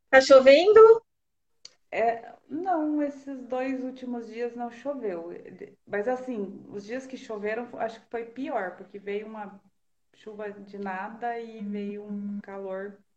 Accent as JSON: {"language": "Portuguese", "town": "Jaguariaíva", "region": "Paraná", "country": "Brazil", "tie": "born or raised there", "also_born_or_lived": "Sengés", "moved": "yes", "lives_now": "Ponta Grossa, Brazil", "said": "minha terra natal, natal é Jaguariaíba"}